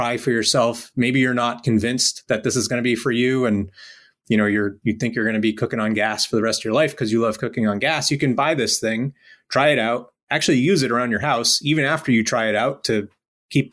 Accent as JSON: {"language": "English", "region": "Rhode Island", "country": "United States", "tie": "born or raised there", "said": "I grew up in Rhode Island in a pretty modest house"}